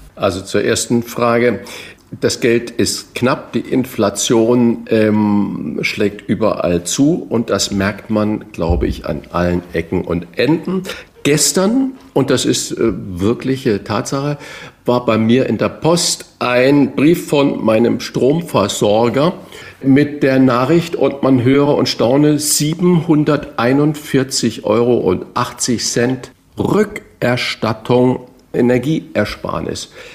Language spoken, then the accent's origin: German; Northern Germany, Germany; als Norddeutscher